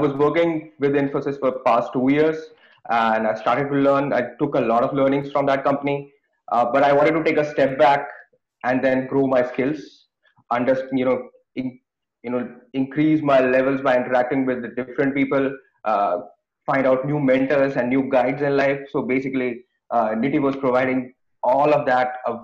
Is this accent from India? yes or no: yes; India; moved away as an adult; I born and brought up in India